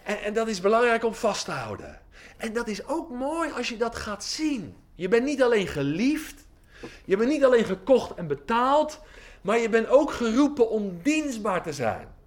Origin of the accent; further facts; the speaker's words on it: Oldenbroek, Gelderland, Netherlands; now in Giessen, Netherlands; Eh, ik woon hier in Giezen, dat is een beetje Brabant. Maar ik kom van de Veluwe.